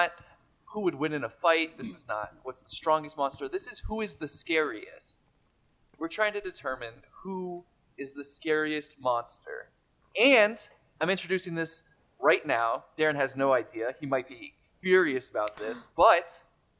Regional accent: Denver, Colorado, United States; also born or lived in Boston; I was born in Denver.

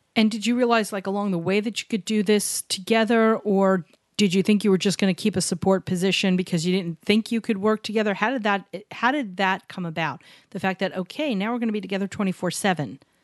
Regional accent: New York City, New York, United States; Barry and I grew up in New York City.

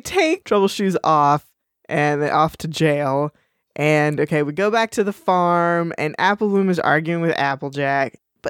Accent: Texas, United States; We're allowed to say that we're from Texas.

